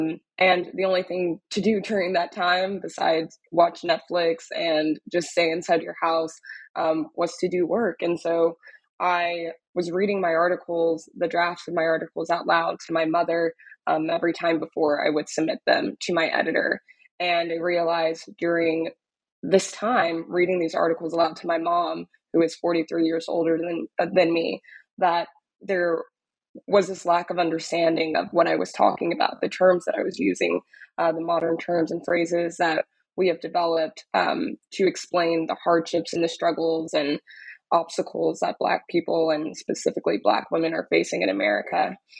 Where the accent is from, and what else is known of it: Dallas, Texas, United States; born or raised there; moved away as an adult; also born or lived in Austin; now in New York, United States